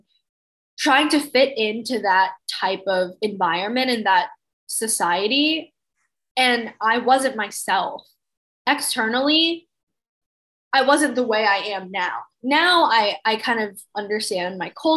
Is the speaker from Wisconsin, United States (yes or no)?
no; Mississippi, United States; moved away; I grew up in Mississippi